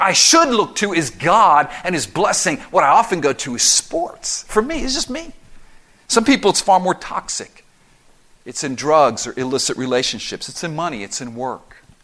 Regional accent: Miami, Florida, United States; growing up in Miami and going to all the Dolphins games when I was a little boy

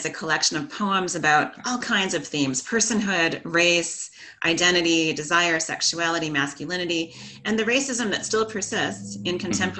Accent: Canada

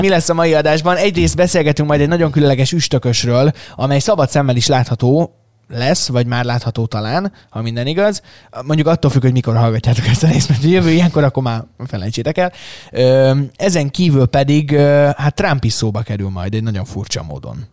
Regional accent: Szeged, Csongrád-Csanád, Hungary; szegediek vagyunk, és azért így hazahúz a szívünk egy kicsit

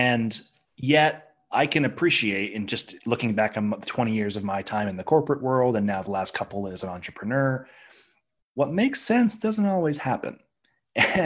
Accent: Victoria, British Columbia, Canada; I remember growing up in Victoria

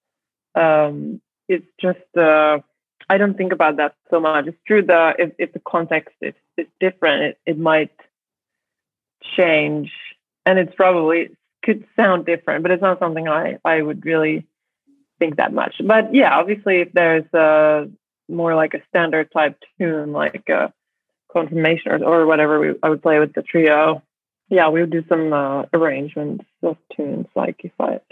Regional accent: Finland; also born or lived in New York

